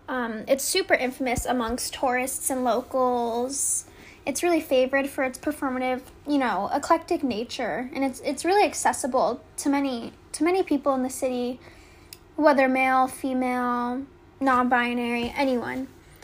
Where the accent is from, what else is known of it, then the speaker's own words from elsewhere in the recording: London, United Kingdom; think of myself in as a Londoner in a new part of London.